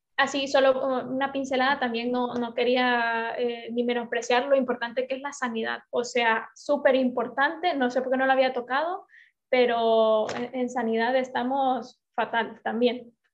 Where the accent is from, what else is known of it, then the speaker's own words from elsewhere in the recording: Honduras; moved away; todos nacimos en Honduras